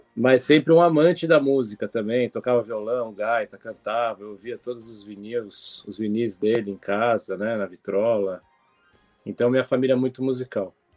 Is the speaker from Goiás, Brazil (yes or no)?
no; São Paulo, Brazil; moved away as an adult; now in Cunha, Brazil; Paulistano da gema total. 39 anos em São Paulo, agora eu tô aqui em Cunha, no estado ainda